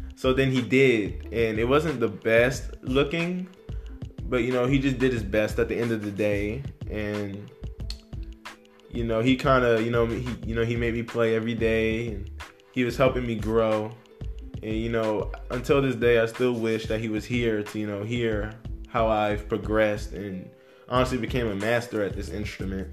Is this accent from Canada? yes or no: no; Fayetteville, United States; also born or lived in Plainfield, New Jersey; I was born in Plainfield, New Jersey, and I moved to um, Fayetteville when I was five, and I grew up here.